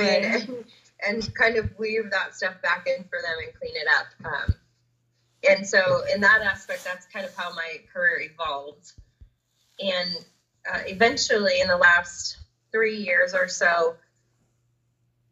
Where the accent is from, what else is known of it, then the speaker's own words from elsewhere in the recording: Southern California, United States; I grew up down in Southern California